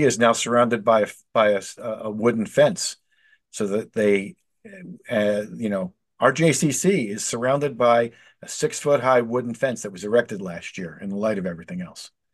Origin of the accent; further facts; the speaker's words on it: Philadelphia, Pennsylvania, United States; I grew up in Northeast Philadelphia in the '70s